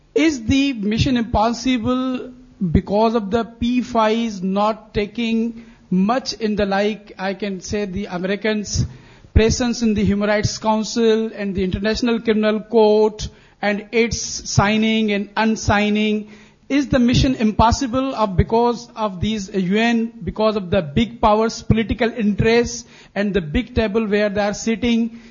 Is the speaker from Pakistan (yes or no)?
yes; Pakistan; I'm a student of human rights. I'm from Pakistan